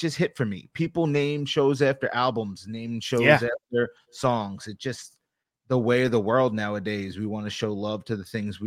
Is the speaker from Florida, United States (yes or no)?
no; Long Island, New York, United States; I'm an East Coast guy. Like, I'm from New York. Tri-state till